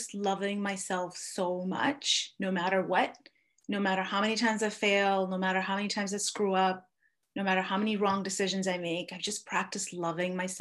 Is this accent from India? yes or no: yes; India; I grew up in India